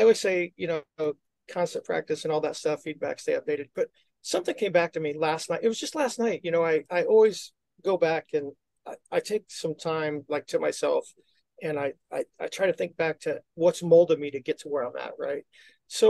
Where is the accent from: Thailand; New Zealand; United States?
United States; Midwest; now in Orlando, United States; I'm from the Midwest, and I'm a Bears and a Cubs fan